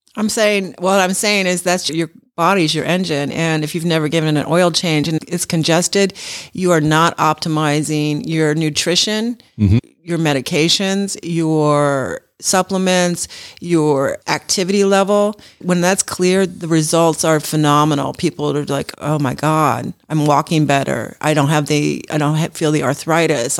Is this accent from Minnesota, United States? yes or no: no; Los Angeles, California, United States; now in Georgia, United States; I'm from Los Angeles